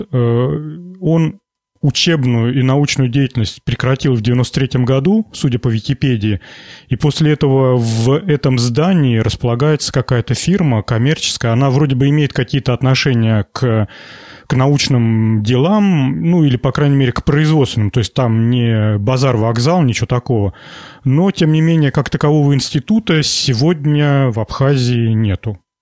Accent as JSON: {"language": "Russian", "region": "Volgograd Oblast", "country": "Russia", "tie": "born or raised there", "said": "Я родом из Волгоградской области, и все школьное детство нас возили в колхоз помидоры собирать"}